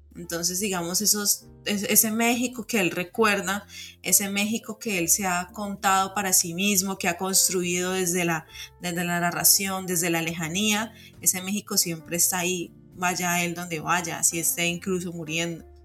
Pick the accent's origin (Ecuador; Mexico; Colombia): Colombia; Cali, Valle del Cauca; como colombiana o como caleña